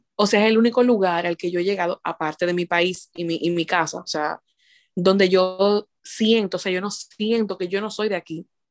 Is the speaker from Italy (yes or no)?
no; Dominican Republic; moved away as an adult; nosotros nos casamos en mi país de origen, en Dominicana